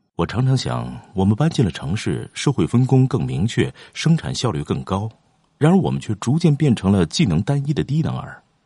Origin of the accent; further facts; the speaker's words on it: a small town near Mount Emei, Sichuan, China; 我的老家在靠近峨眉山的一个小镇上